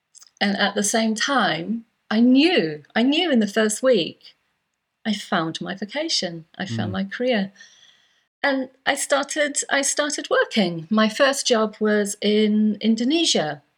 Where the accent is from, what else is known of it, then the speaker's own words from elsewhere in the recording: Yorkshire and the Humber, United Kingdom; also born or lived in Cyprus; I am indeed British. I'm English. I'm from the northeast, from North Yorkshire. But before I was 10, I'd spent 6 years of my life living in Cyprus because of my dad's job.